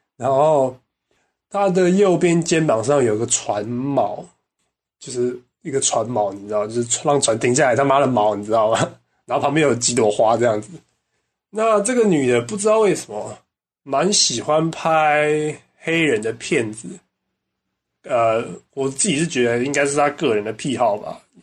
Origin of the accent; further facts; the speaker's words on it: Taiwan; 我们台湾人过新年是最重要的